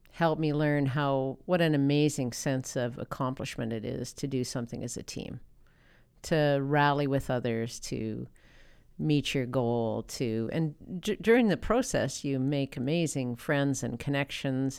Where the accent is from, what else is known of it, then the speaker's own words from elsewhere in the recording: Lloydminster, Saskatchewan, Canada; I was from Lloydminster